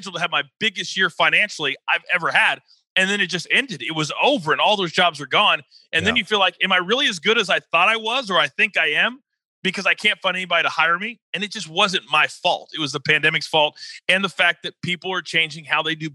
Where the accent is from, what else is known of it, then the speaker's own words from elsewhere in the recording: Kansas, United States; also born or lived in Fort Worth, Texas; I was adopted, and then I lived my whole childhood in Kansas